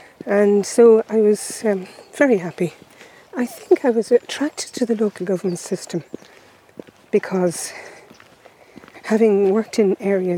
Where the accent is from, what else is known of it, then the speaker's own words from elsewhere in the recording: Dublin, Leinster, Ireland; moved away as an adult; also born or lived in Westmeath; now in Roscommon, Ireland; I was born in Dublin and went to school in Dublin, went to UCD, worked in Dublin until I moved to Westmeath to become county manager, as it was known then.